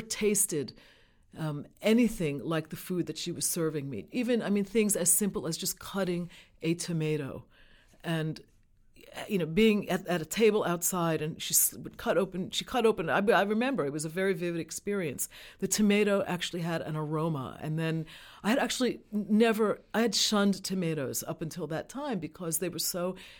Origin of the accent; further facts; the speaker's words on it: New York City, New York, United States; I grew up in New York City.